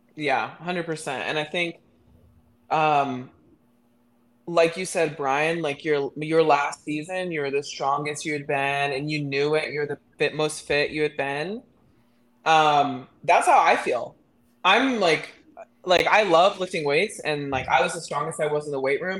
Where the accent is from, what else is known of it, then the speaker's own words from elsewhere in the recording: Midland, Texas, United States; I'm from Midland, Texas.